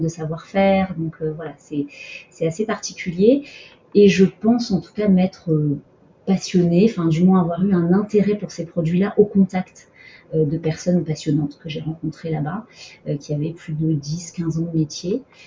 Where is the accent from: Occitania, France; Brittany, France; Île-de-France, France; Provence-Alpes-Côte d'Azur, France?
Occitania, France; Montpellier; also born or lived in Abidjan, Côte d'Ivoire; donc après l'Afrique, j'ai grandi en province à Montpellier.